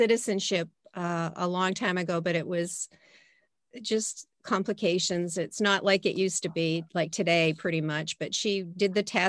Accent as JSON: {"language": "English", "town": "Portsmouth", "region": "New Hampshire", "country": "United States", "tie": "born or raised there", "said": "I was born in Portsmouth, New Hampshire"}